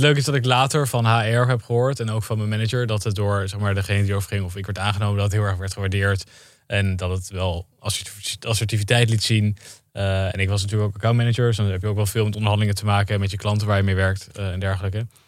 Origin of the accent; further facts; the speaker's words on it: Zutphen, Gelderland, Netherlands; ik kom uit Zutphen